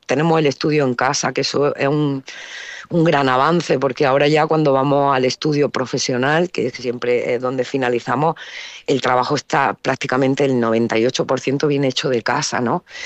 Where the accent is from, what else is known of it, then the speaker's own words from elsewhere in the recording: Granada, Andalusia, Spain; also born or lived in Alcalá la Real; crecí en Granada